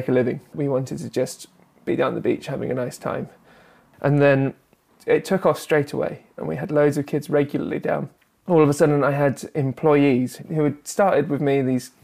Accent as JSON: {"language": "English", "area": "South Devon", "region": "South West England", "country": "United Kingdom", "tie": "born or raised there", "moved": "yes", "said": "I grew up in South Devon"}